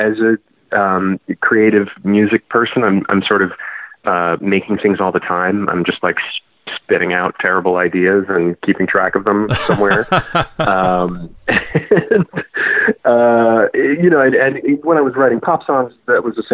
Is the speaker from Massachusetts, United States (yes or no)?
yes; Boston, Massachusetts, United States; moved away as an adult; also born or lived in Providence, Rhode Island / New York; now in Portland, United States; I'm from Boston originally